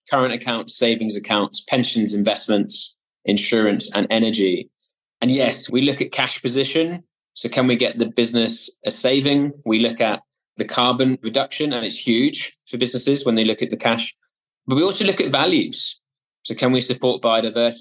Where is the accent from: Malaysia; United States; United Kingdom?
United Kingdom; Swansea, Wales; So when I grew up in Wales, the original Wales, as opposed to New South Wales in Australia, but the original Wales in a city called Swansea